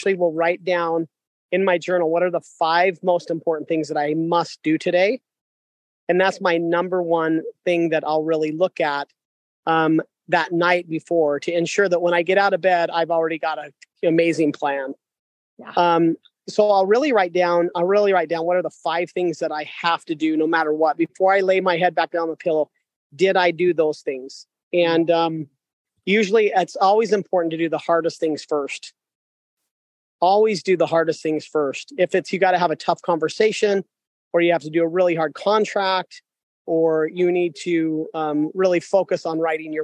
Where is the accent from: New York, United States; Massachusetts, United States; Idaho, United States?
Idaho, United States; Sugar City; I am just an amazing man from Idaho. I grew up in Sugar City, Idaho